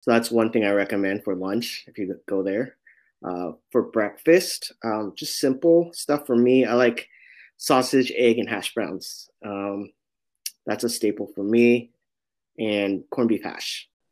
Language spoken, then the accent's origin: English; San Francisco, California, United States; I'm born and raised in San Francisco in the Sunset District